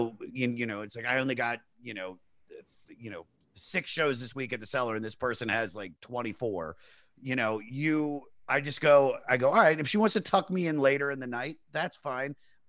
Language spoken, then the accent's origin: English; Maryland, United States; also born or lived in Los Angeles; now in New York, United States; Washington DC area. So Maryland. And I moved out to LA in 2007